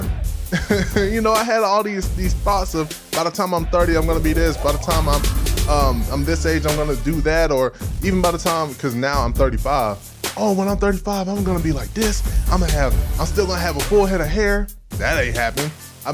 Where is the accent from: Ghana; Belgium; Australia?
Ghana; moved away; I am Ghanaian. I'm an African boy